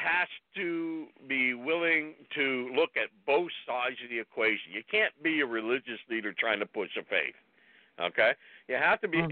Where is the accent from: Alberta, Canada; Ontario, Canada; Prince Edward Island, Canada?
Ontario, Canada; now in British Columbia, Canada; I grew up in Ontario, so I knew Ontario in Canada